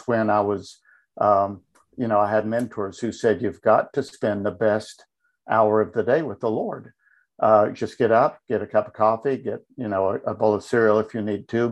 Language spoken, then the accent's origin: English; Tennessee, United States; I was born and raised in Tennessee. That's where I live now. So I'm a native Tennessean